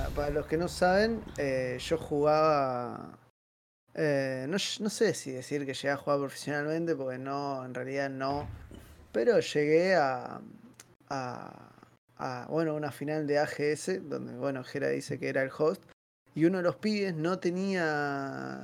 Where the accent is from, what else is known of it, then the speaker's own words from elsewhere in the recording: Buenos Aires, Argentina; Soy de Villaluro